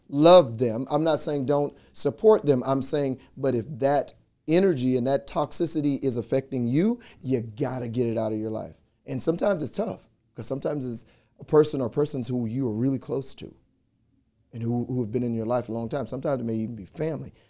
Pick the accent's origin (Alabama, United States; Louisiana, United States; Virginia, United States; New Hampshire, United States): Louisiana, United States; we grew up together in Louisiana